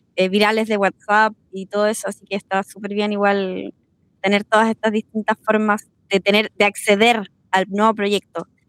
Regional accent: Concepción, Biobío, Chile; now in France; oriunda de Concepción, residente en Francia.

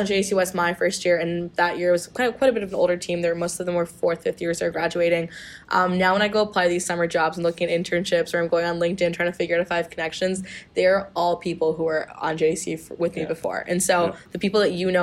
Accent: Lloydminster, Canada; moved away as an adult; now in Saskatoon, Canada; in Lloydminster from my hometown

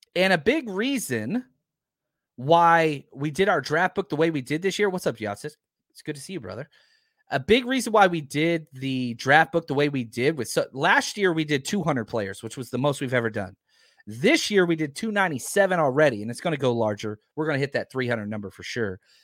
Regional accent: Texas, United States; I'm from Texas

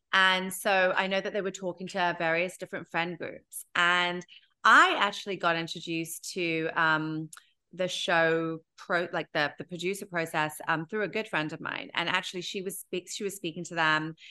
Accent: United Kingdom; now in New York, United States; I'm British, B, I'm Indian

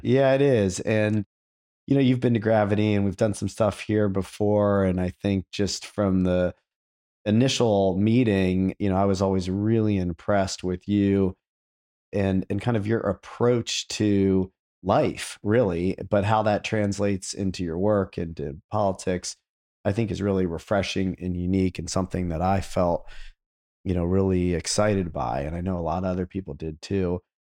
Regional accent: Akron, Ohio, United States; I grew up in Akron

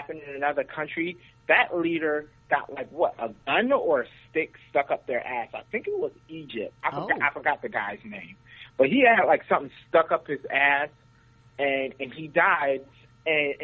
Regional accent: Guyana; now in United States; I'm from South America, Guyana

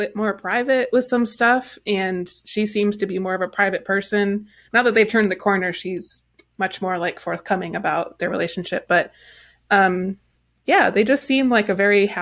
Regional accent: Midwest, United States; I'm from the Midwest

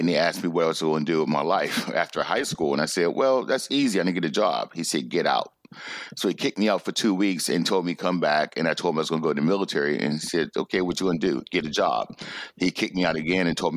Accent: Braddock, Pennsylvania, United States; moved away; I'm from Braddock, Pennsylvania. So Braddock, Pennsylvania is a small steel town in Pennsylvania, right outside of Pittsburgh.

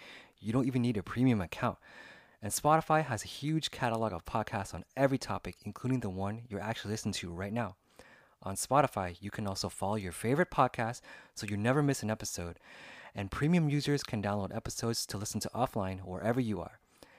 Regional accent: California, United States; I'm 33 now, and I was born in the year 1986. So when I grew up in California, when I was around the ages of like 5, 6 to 10, I didn't really have any cell phones.

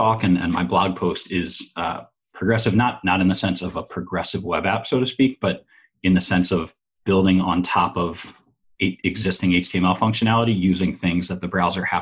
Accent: Philadelphia, Pennsylvania, United States; I'm from Philadelphia

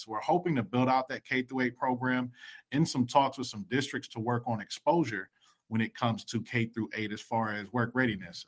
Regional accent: Columbus, Ohio, United States; I was born and raised in Columbus, Ohio

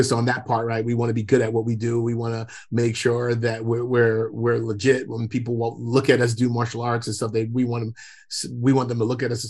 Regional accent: New York City, New York, United States; also born or lived in Jamaica; I grew up in Brooklyn. I was born in Jamaica, the West Indies, and came here with my immigrant parents when I was 5 years old.

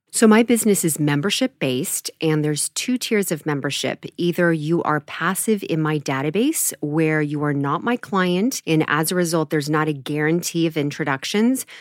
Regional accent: Mill Valley, California, United States; also born or lived in San Francisco / Los Angeles / Menlo Park; I was born in San Francisco and raised in Marin County, so a little town called Mill Valley

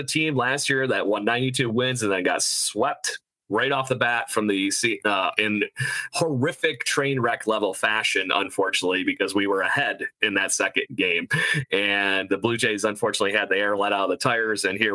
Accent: Rochester, New York, United States; here in my hometown.

